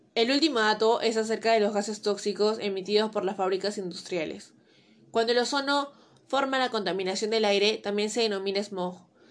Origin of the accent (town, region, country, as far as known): Peru